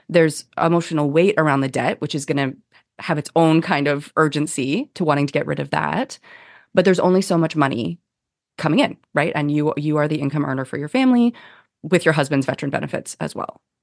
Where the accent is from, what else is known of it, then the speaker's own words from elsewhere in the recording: Canada; we're Canadian